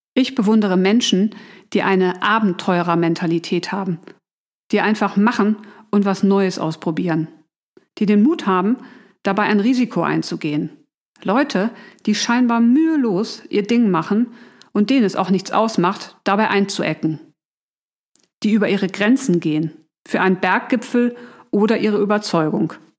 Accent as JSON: {"language": "German", "region": "Hamburg", "country": "Germany", "tie": "born or raised there", "said": "Ich bin waschechte Hamburgerin"}